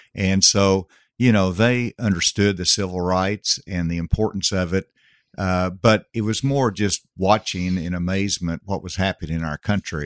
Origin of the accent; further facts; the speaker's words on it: Gravette, Arkansas, United States; Gravett was a town of one thousand, uh, when I grew up there.